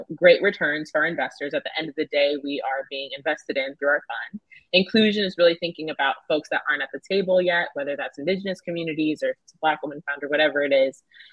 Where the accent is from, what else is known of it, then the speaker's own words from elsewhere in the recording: Southern Georgia, United States; I grew up in Southern Georgia